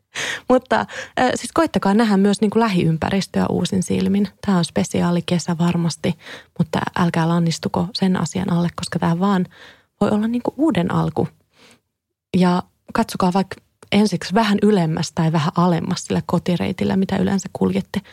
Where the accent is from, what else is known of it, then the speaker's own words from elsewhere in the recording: Kouvola, Kymenlaakso, Finland; now in Helsinki, Finland; mä muistan jo lapsena, kun mä tulin Kouvolasta Helsingin rautatieasemalle junalla useita kertoja